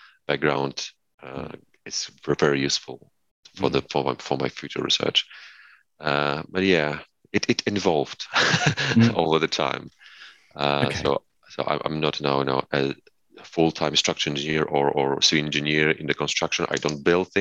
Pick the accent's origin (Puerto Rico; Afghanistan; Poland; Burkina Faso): Poland; moved away; I'm from Poland. When I was in primary school